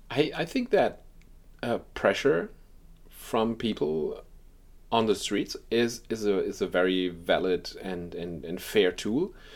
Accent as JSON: {"language": "English", "country": "Germany", "said": "in Germany, uh, too, my, my home country."}